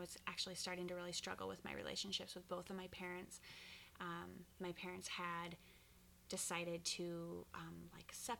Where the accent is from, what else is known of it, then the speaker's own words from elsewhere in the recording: Ashland, Oregon, United States; moved away as an adult; now in West Linn, United States; I grew up in Ashland, Oregon, which is the southernmost part of Oregon